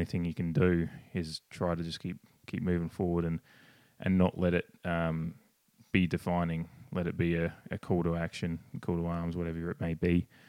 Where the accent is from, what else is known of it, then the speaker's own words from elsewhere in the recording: Australia; I'm obviously Australian